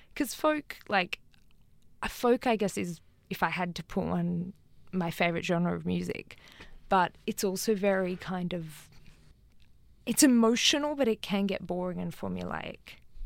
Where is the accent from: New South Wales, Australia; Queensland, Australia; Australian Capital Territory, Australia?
Australian Capital Territory, Australia; Canberra; moved away; also born or lived in Sydney; I'm originally from Canberra, and I go and drive past the house that I grew up in in Canberra